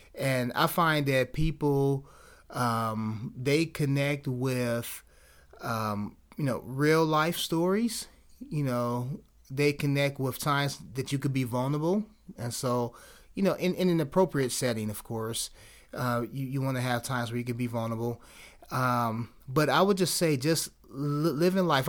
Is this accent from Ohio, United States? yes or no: yes; Cleveland, Ohio, United States; I'm from Cleveland